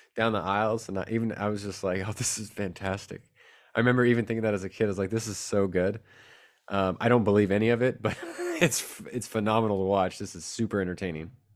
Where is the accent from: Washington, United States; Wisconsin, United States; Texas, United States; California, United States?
California, United States; San Jose; also born or lived in Rhode Island; now in Chico, United States; I grew up in San Jose, California